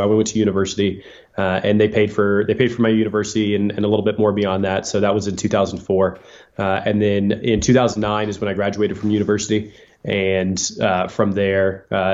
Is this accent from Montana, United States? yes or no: no; Texas, United States; moved away as an adult; I'm a born and raised Texan, born in Texas, went to a university in Texas